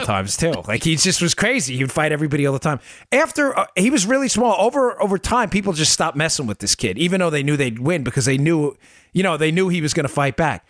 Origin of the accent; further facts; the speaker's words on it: Glendale, United States; I grew up in Glendale